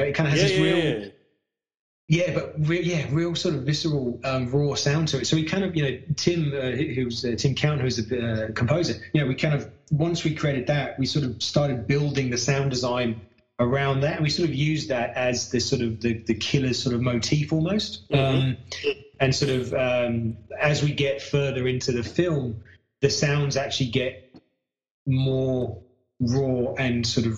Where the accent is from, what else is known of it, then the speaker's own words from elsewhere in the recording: United Kingdom; moved away as an adult; now in Australia; I'm British and I moved here with my wife